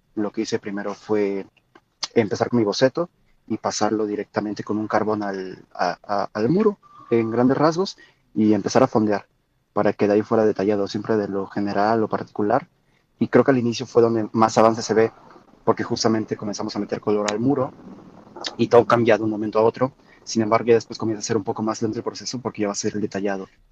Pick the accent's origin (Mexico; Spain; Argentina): Mexico; siendo mexicanos